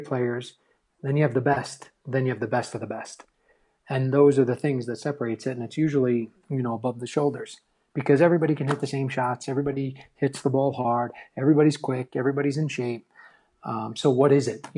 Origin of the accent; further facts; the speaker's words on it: New York, United States; growing up in New York